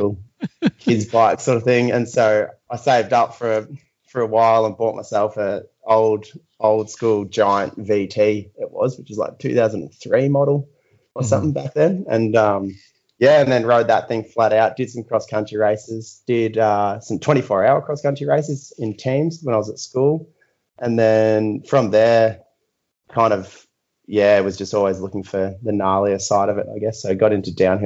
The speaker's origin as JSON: {"language": "English", "area": "an hour out of Melbourne", "region": "Victoria", "country": "Australia", "tie": "born or raised there", "moved": "yes", "lives_now": "Hobart, Australia", "said": "I was born in the mainland, like an hour out of Melbourne"}